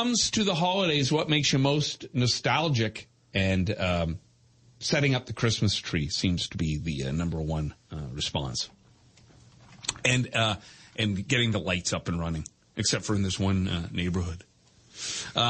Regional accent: England, United Kingdom; now in Canada; my home country, England

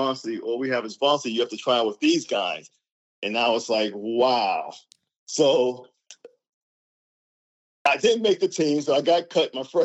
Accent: New York City, New York, United States; growing up in the Bronx

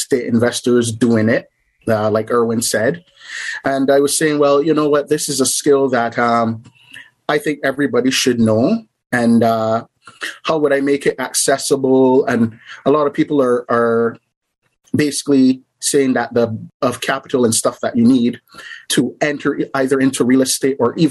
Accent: Barbados; moved away as an adult; now in Canada; I'm originally from a little island in the Caribbean called Barbados. Basically, I grew up there, and then I moved to Canada

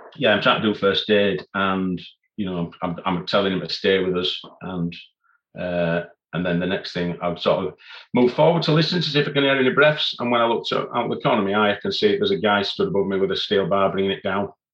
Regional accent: Leeds, Yorkshire and the Humber, United Kingdom; I was born in Leeds and still still living in Leeds

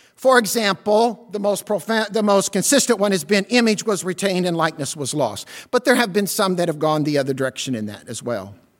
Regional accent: Southern Illinois, United States; I'm from Southern Illinois

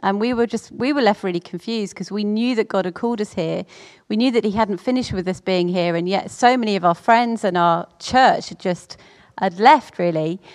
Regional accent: Orpington, London, United Kingdom; I was brought up in Orpington with, uh, my mum, my dad, my sisters

